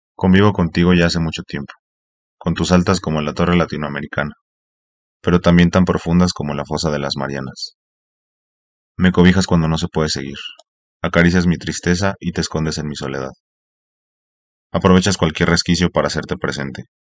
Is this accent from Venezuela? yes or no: no; Mexico; soy mexicano